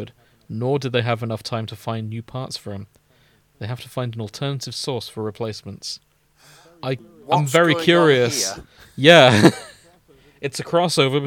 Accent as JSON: {"language": "English", "country": "United Kingdom", "said": "being British"}